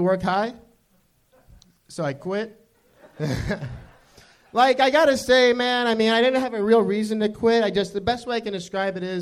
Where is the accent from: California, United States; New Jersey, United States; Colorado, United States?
California, United States; Orange County; Orange County